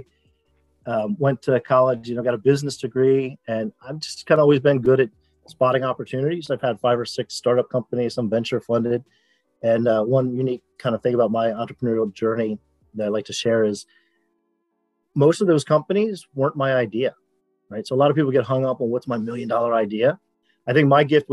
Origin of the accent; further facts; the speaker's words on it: Rockville, Maryland, United States; from Rockville, Maryland, which is a suburb of Washington, D.C. Grew up, you know, kind of normal life, public school